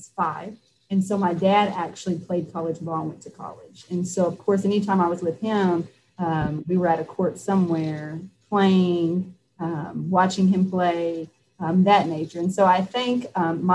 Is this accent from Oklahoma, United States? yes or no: yes; Okemah, Oklahoma, United States; also born or lived in Shelter, Oklahoma; I grew up in Okemah, Oklahoma, which now I get to say I grew up on the res.